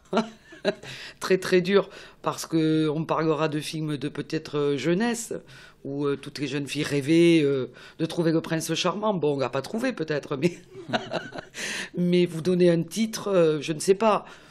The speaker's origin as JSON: {"language": "French", "town": "Toulouse", "region": "Occitania", "country": "France", "tie": "born or raised there", "said": "je connais très bien ma région, connaître Toulouse, puisque je suis née à Toulouse"}